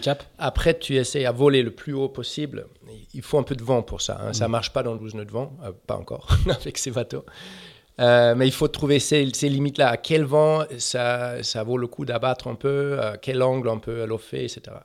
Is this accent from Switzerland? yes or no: no; Germany; French is a second language; je suis allemand